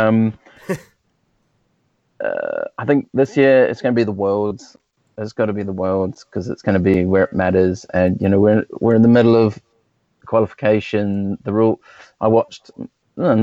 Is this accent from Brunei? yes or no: no; New Zealand; now in Southampton, United Kingdom; I'm from New Zealand originally, and I started when I was at school